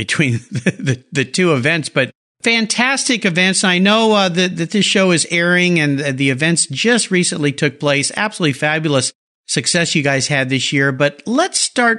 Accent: San Diego County, California, United States; I grew up down in the San Diego County area and yeah, it's I've always been on the West Coast

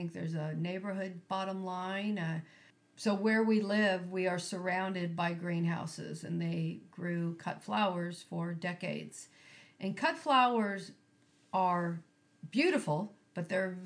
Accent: Carpinteria, California, United States; I grew up on Starpine Road

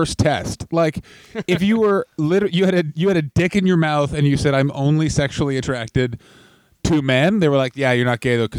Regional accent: Taiwan; It's like, I'm from Taiwan. What part of China is that?

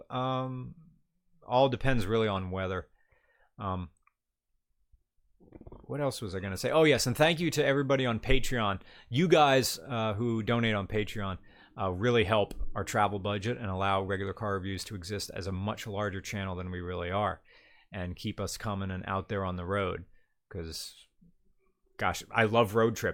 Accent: Atlantic Canada, Canada; I say Kanucky Stan all the time, and I'm from Atlant- Atlantic Canada.

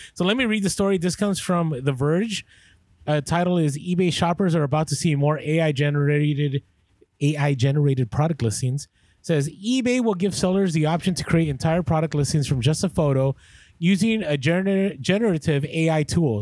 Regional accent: San Francisco, California, United States; moved away; I grew up in San Francisco

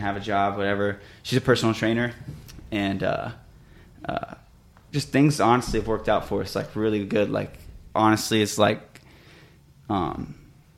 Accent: Illinois, United States; moved away as an adult; now in Phoenix, United States; So I'm from Illinois. I grew up there, like, my whole life. I moved here right when I turned 21.

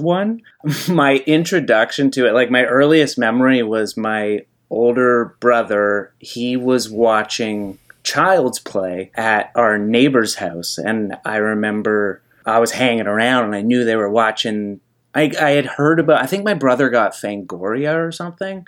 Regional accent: Nova Scotia, Canada; I grew up on the East Coast. I grew up in Nova Scotia

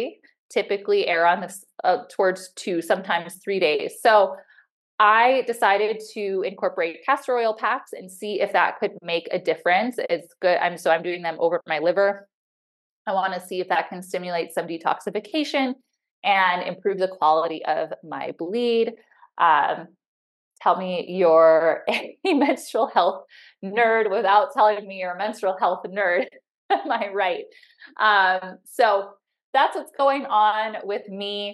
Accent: Illinois, United States; also born or lived in Chicago / San Diego; now in Montana, United States; I grew up in Illinois

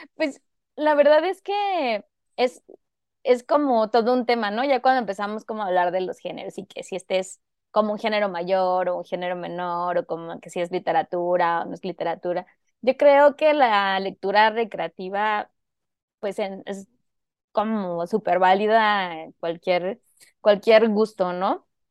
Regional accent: Zihuatanejo, Guerrero, Mexico; also born or lived in Mexico City; now in Guadalajara, Mexico; yo en realidad soy de Cihuatanejo Guerrero, que Cihuatanejo es un pueblo costero de, Guerrero y allí pasé parte de mi infancia

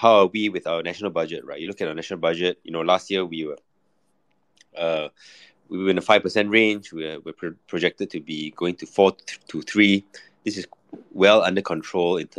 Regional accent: Malaysia; as a Malaysian commentator

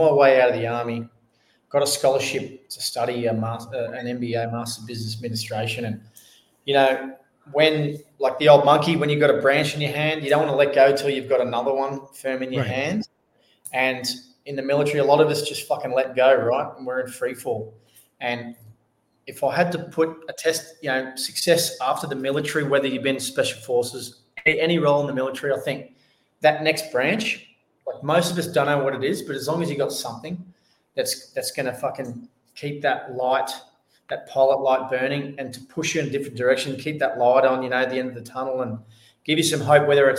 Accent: Australia; I'm an Australian soldier. Well, I was an Australian soldier

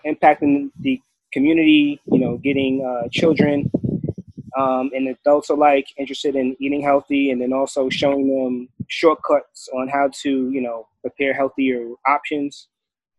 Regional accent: New York, United States; moved away as an adult; now in DMV area, United States; I'm originally from New York. I've been living in the DMV area since 2001. I came out here for college

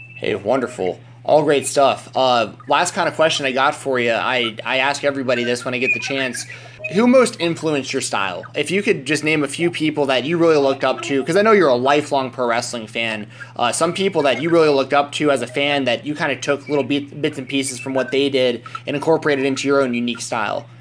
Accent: Marietta, Georgia, United States; now in Nashville, United States; I grew up in that area, for anyone who's asked. That's where I'm from.

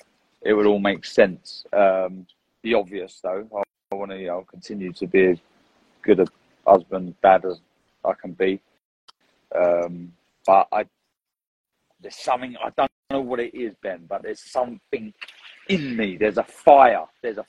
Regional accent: London, United Kingdom; I'm from North London and everyone is Arsenal or Tottenham, literally

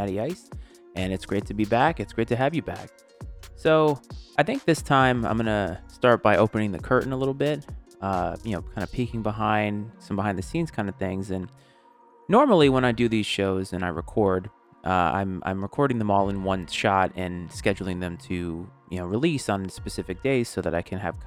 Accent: New England, United States; growing up in New England, I was a Boston sports fan and still am.

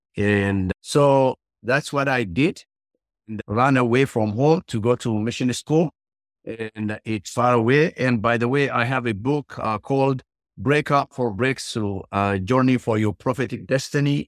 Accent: Ethiopia; English is a second language; moved away; as you can tell from my accent. I was born and grew up in the countryside in Ethiopia

